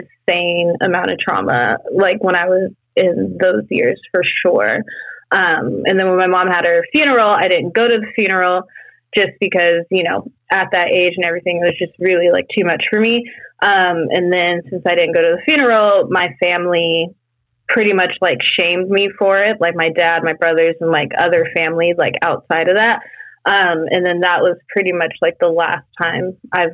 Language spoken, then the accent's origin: English; Fresno, California, United States; also born or lived in South Lake Tahoe, California; I was born in South Lake Tahoe. I don't know my birth parents like whatsoever, but ever since I was adopted, that was pretty much the family that I knew. And that was basically just like a mom and a dad. And I had two brothers, older brothers. And then we were living pretty much middle class, like living in Fresno, California